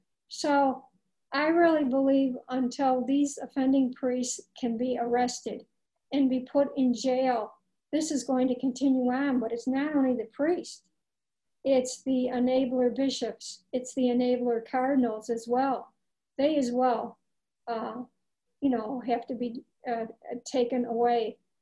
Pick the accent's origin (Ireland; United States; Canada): Ireland; Well, being Irish, I remember Bridget of Ireland.